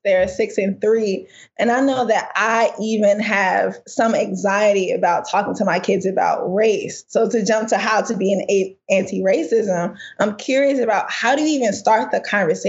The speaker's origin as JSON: {"language": "English", "town": "St. Louis", "region": "Missouri", "country": "United States", "tie": "born or raised there", "said": "my hometown, St. Louis"}